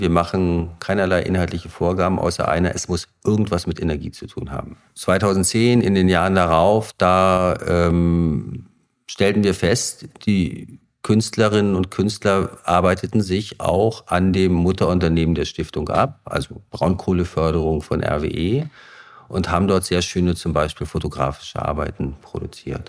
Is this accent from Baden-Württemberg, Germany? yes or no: no; Greifswald, Mecklenburg-Vorpommern, Germany; ich bin in Greifswald geboren, 1969